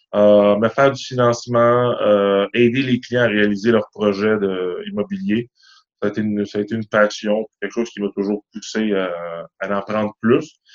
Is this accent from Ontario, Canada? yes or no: no; Montreal, Quebec, Canada; Moi, j'ai grandi à Ville d'Anjou, dans l'est de la ville